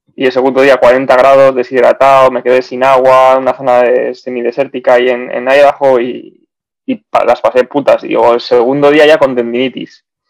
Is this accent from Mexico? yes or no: no; Bilbao, Basque Country, Spain; moved away as an adult; also born or lived in Zaragoza / Belgium / South of England; soy de, Bilbao, he vivido fuera también bastantes años.